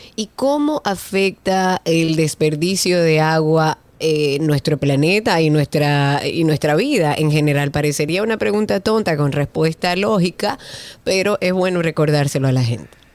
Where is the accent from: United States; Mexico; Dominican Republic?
Dominican Republic